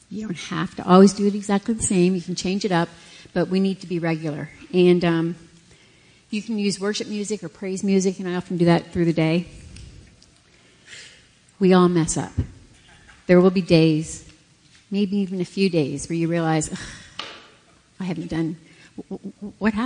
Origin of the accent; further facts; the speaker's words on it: Canada; moved away; we're Canadian, so we were up in Canada, and we were having dinner with my whole family.